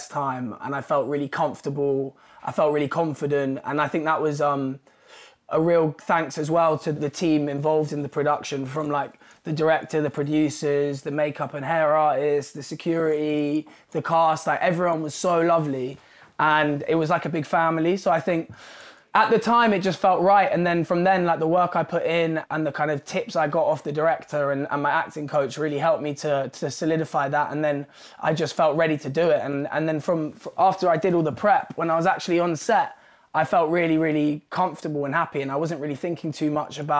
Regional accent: London, United Kingdom; I grew up in London and it's a place that I love and have been a part of my whole life.

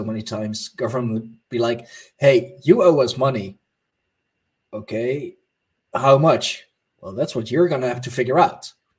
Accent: Netherlands; my home country of the Netherlands

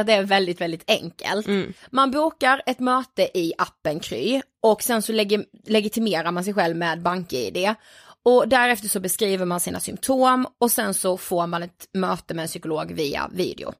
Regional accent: Blekinge, Sweden; vi är från Blekinge

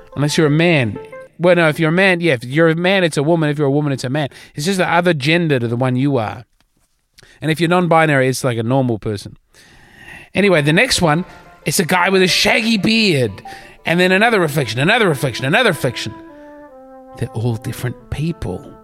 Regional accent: Adelaide, South Australia, Australia; my hometown of Adelaide

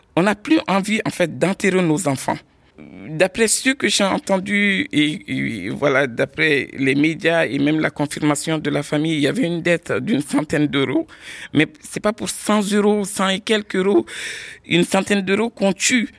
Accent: Mali; moved away as an adult; now in Villeneuve-Saint-Georges, France; Je suis arrivé en 96 euh, à Villeneuve-Saint-Georges euh, et je suis né au Mali d'un père magistrat qui avait la nationalité française. Donc je suis arrivé ici, j'avais 18

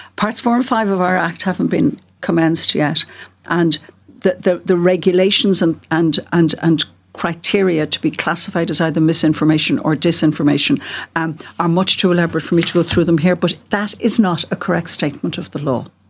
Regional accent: Cork, Munster, Ireland; I'm from Cork, as you can hear

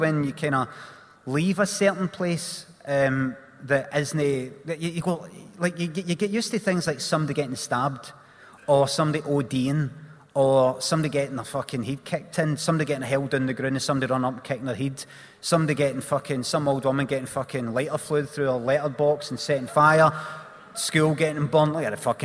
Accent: Glasgow, Scotland, United Kingdom; I grew up in Carnwadrick

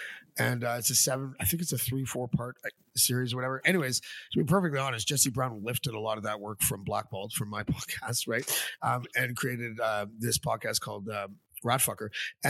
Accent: Canada; especially for Canada, because that's where I live and I'm Canadian

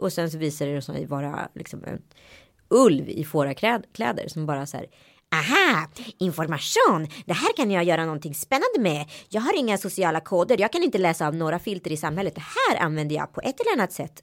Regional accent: Sweden; moved away; also born or lived in Strömstad / Örebro; jag är ju uppvuxen i Örebro och mm. Strömstad

